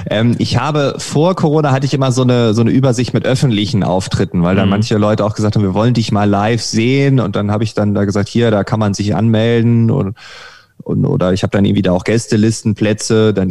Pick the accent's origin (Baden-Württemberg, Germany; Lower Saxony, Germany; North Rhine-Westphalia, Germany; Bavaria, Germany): Lower Saxony, Germany; Ich war schon in meiner Heimat zweimal äh, auf öffentlichen Veranstaltungen Ostfriesland.